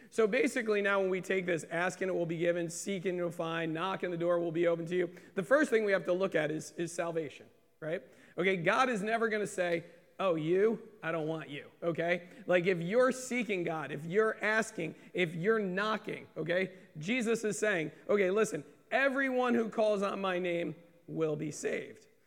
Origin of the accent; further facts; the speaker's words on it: United States; being American Christians